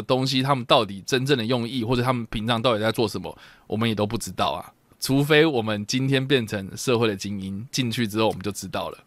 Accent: Taiwan; 我们要鼓励的是我们台湾人爱用的七

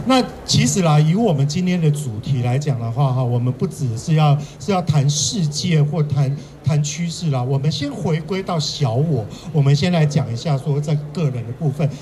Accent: Kaohsiung, Taiwan; 我也是高雄人。

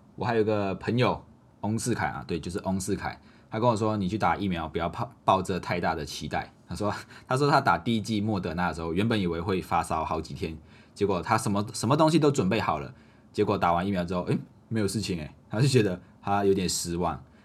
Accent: Malaysia; now in Taiwan; 我们马来西亚人，我们外国人

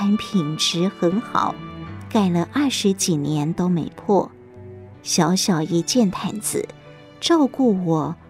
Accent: Chiayi County, Taiwan; 我是嘉义人，五六岁时丧父。十二岁失去母亲，和哥哥分别有两个舅舅抚养长大。

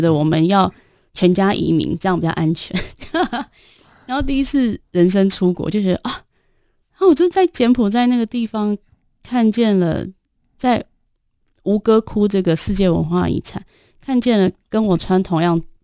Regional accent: Taiwan; moved away as an adult; now in Nepal; 身为台湾女性

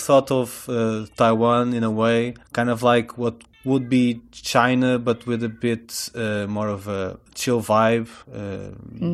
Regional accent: Portugal; I'm from Portugal

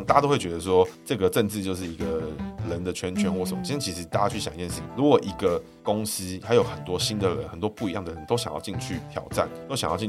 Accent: Taiwan; 我们台湾人要开始成为台湾人

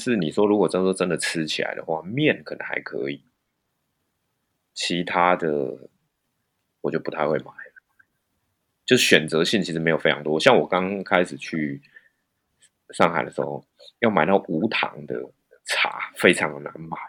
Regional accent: Taichung, Taiwan; moved away as an adult; also born or lived in Japan; now in Shanghai, China; 我台中人喜欢早上吃面啊，

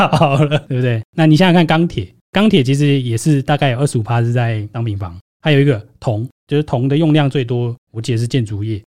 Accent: Taiwan; 我们台湾人

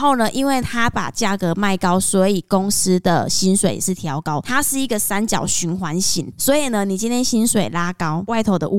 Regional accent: Taiwan; 我们台湾人自己本身也喜欢买便宜的东西

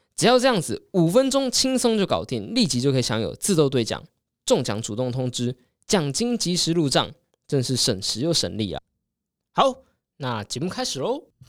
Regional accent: Taiwan; 虽然我们台湾人都在火美国大选

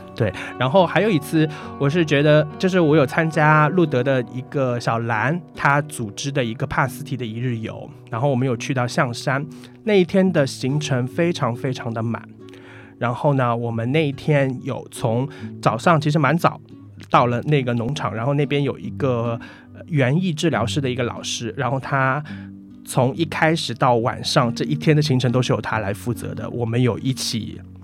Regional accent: Shanghai, China; 我来自上海

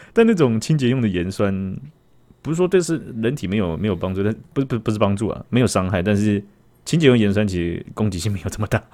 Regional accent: Taiwan; 我们台湾人

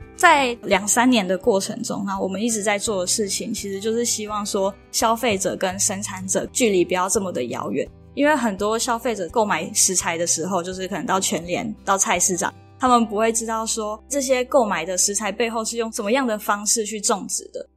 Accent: Taoyuan, Taiwan; moved away as an adult; now in Chiayi, Taiwan; 我是桃园人，但是读大学的时候来嘉义，这样待大概六年左右的时间

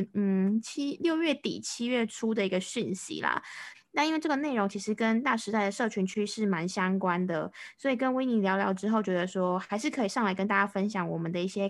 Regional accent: Taiwan

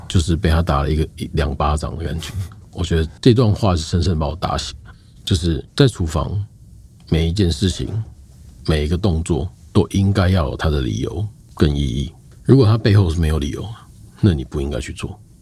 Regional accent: Taiwan; moved away as an adult; also born or lived in New Zealand / Australia; 我们这一代的台湾人

